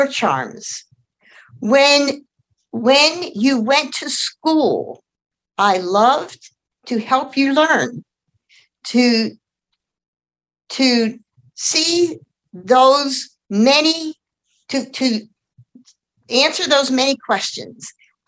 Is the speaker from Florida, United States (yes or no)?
no; Elizabethtown, Kentucky, United States; I'm from Elizabethtown, Kentucky.